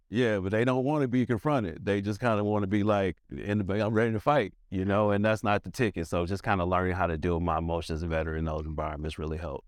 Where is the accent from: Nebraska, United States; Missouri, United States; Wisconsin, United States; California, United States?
Missouri, United States; St. Louis; moved away as an adult; now in Atlanta, United States; So I'm from St. Louis